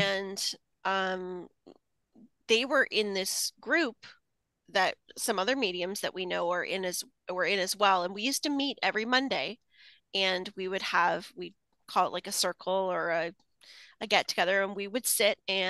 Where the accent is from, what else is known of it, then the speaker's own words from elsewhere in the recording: Canada; accent: Canadian; he does cut me up with my Canadian accent and my aboot and A's and all those things that I say